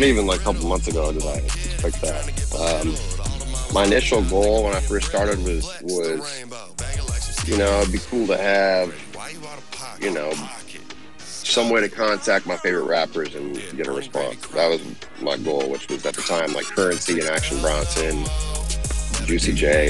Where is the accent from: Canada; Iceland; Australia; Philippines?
Philippines; And now it's like, yeah, I'm Filipino, baby. Like, what's up? So it's cool, you know. So Filipino.